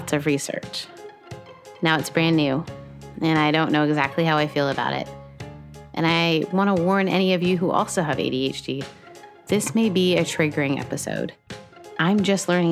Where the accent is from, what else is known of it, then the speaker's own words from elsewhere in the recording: Canada; As a Canadian